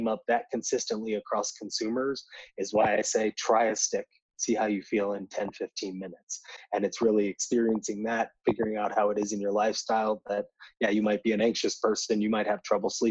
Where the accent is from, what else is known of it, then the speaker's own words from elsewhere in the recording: Indiana, United States; I'm from Indiana, so right in the Midwest